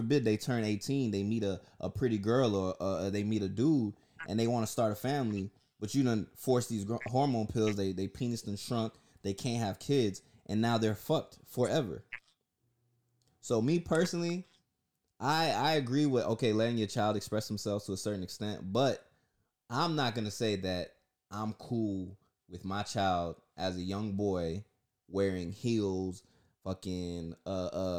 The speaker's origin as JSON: {"language": "English", "town": "Orlando", "region": "Florida", "country": "United States", "tie": "born or raised there", "also_born_or_lived": "Newark, New Jersey", "said": "I grew up in the hood, Pine Hills in Orlando, Florida"}